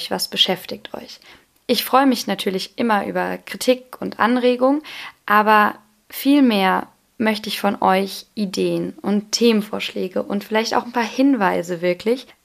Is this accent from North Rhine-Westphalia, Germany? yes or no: no; Lampertheim, Hesse, Germany; Ich bin derzeit 21 Jahre alt und bin auch eine echte Südhessin, denn ich bin in Lampertheim groß geworden, wohne dort auch